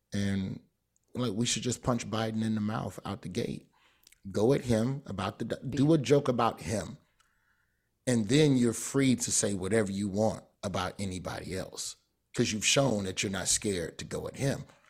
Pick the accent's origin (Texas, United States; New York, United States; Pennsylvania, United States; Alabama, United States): Alabama, United States; Birmingham; I'm from Birmingham.